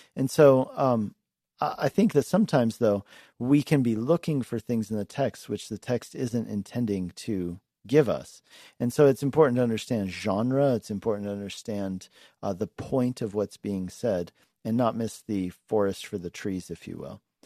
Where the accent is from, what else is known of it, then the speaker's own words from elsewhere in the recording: Longmont, Colorado, United States; Longmont, my hometown here.